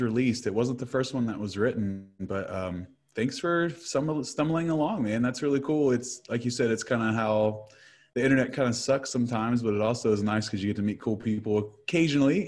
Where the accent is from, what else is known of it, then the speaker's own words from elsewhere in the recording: Huntington, West Virginia, United States; I'm from Huntington, West Virginia